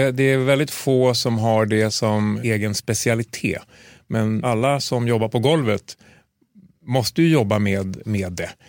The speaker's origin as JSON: {"language": "Swedish", "country": "Sweden", "said": "Och då, för, som svensk kirurg, att komma ut, ja, men då blir det liksom krigskirurgi, det blir humanitär verksamhet."}